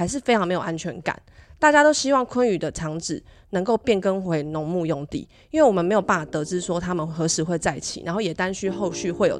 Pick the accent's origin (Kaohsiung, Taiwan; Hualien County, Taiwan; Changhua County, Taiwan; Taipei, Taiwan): Taipei, Taiwan; now in Miaoli, Taiwan; Hello，大家好， … 我从台北嫁来苗栗十五年，结婚前是护理师，结婚后是全职家庭主妇。龙生村是先生的老家，这也是我与龙生村的连结。